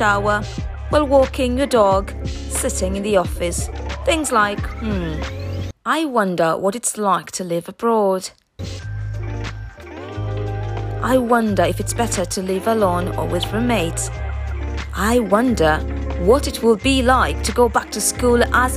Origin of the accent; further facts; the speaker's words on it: Busia, Western, Kenya; also born or lived in Waluka, Kenya / Nairobi, Kenya / Beijing, China / Shanghai, China; now in London, United Kingdom; I was born in Kenya, brought up in a very small village called Waluka in the western part of Kenya until the age of 8 when I moved to live with my relatives in Busia, a small town also in western Kenya